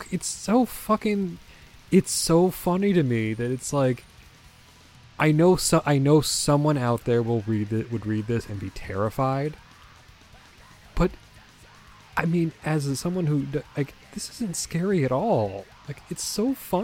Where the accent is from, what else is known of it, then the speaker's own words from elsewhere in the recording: United States; I'm an American